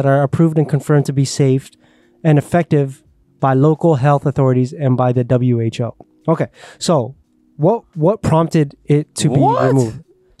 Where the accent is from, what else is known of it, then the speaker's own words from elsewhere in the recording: Brampton, Ontario, Canada; We're from Brampton